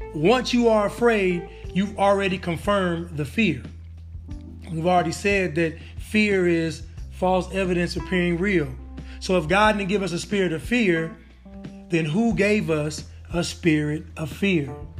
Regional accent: Northern California, United States; I'm from Northern California

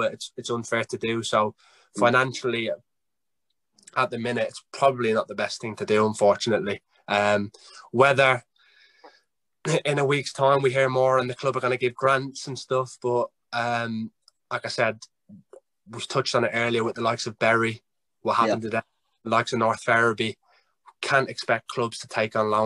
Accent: Ireland; now in England; I'm Irish, but I have to put on my English accent

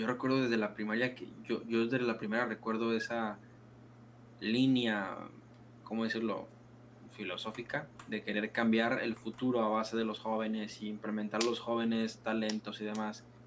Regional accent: Mexico; now in Culiacán, Mexico; la cultura general que tenemos como mexicanos

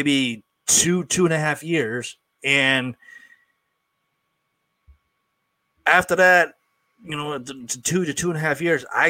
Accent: Springfield, Massachusetts, United States; also born or lived in Florida; I'm from Springfield, Massachusetts

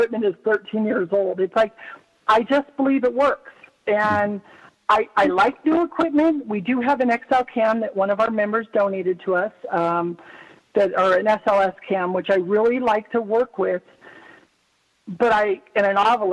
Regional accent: Bay Area, California, United States; now in Nevada, United States; I grew up in the Bay Area, so in California

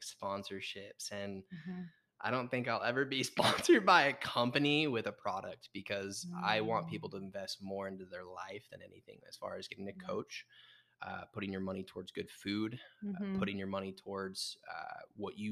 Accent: Utah, United States; also born or lived in San Diego; we grew up in Utah

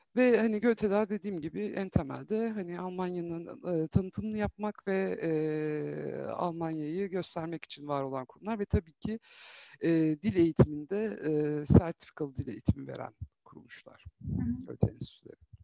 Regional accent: Ankara, Turkey; moved away as an adult; now in Istanbul, Turkey; Ankaralıyım. E, 6 aylık olduğumdan beri Ankara'da yaşadım. Hı. E, 4 yıl önce İstanbul'a taşınana kadar

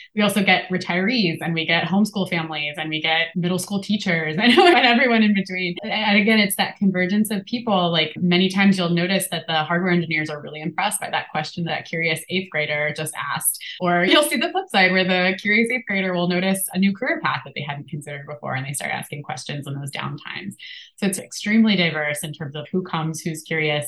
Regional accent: Appalachia, United States; moved away; also born or lived in St. Louis; I grew up in Appalachia

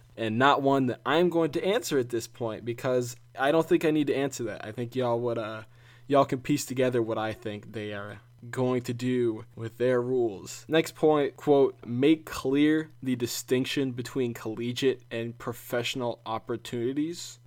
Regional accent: South Carolina, United States; my home state, South Carolina

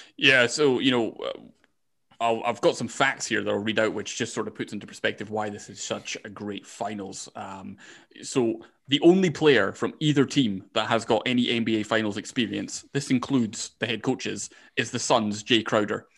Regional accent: Scotland, United Kingdom; I'm Scottish

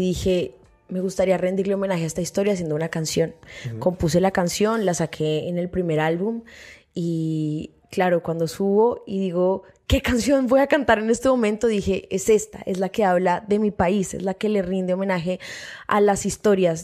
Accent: Bogotá, Colombia; also born or lived in San Andrés; yo soy de Bogotá, yo viví mis primeros cuatro años de infancia en la isla

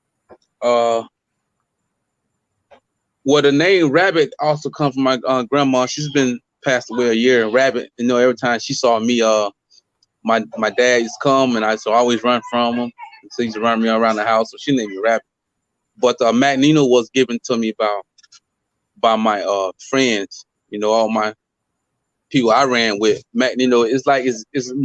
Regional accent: Fort Pierce, Florida, United States; I'm originally from Fort Pierce, you know, born and raised

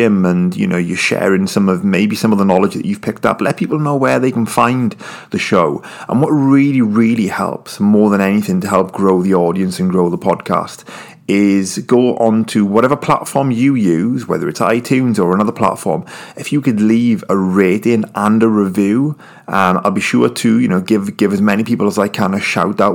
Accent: United Kingdom; I'm British

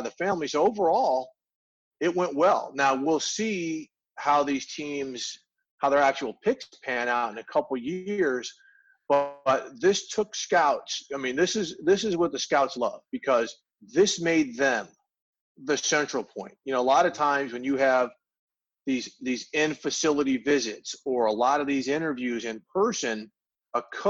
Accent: St. Louis, Missouri, United States; I grew up in St. Louis.

